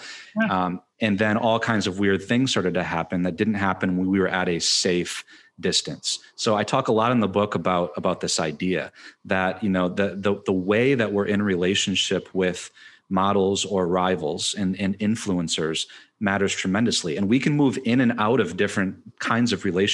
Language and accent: English; Michigan, United States; I'm from Michigan.